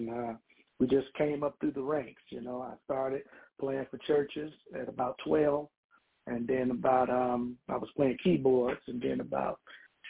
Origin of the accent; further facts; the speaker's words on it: Chicago, Illinois, United States; I grew up in Chicago, south side of Chicago